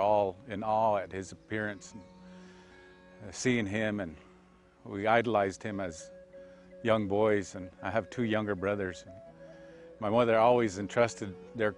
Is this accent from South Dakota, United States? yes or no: yes; Pine Ridge Indian Reservation, South Dakota, United States; I was born and raised on the Pine Ridge Indian Reservation, and lived a good deal of my life here